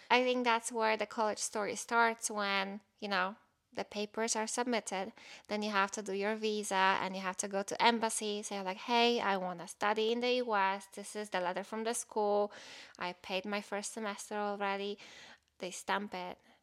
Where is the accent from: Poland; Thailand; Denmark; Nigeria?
Poland; English is a second language; moved away as an adult; I'm from Poland